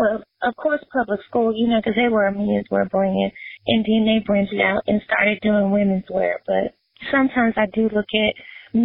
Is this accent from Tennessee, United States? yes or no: yes; Memphis, Tennessee, United States; Memphis is my hometown